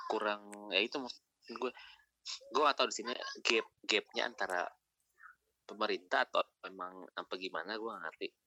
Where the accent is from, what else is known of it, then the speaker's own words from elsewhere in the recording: Ternate, North Maluku, Indonesia; moved away; waktu gue merantau aja gue bilang gue dari Ternate mereka nggak tahu mereka taunya Maluku